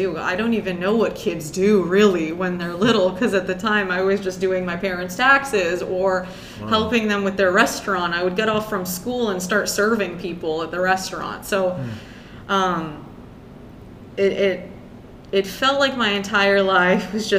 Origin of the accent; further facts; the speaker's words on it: United States; first language Persian; English is a second language; I was born in the United States